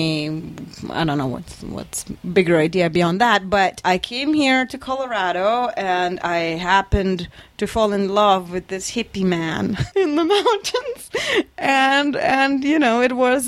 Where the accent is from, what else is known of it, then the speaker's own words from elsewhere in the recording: Lithuania; moved away as an adult; I grew up in Lithuania, Eastern European tiniest country. I spent my first 20 years of my life there.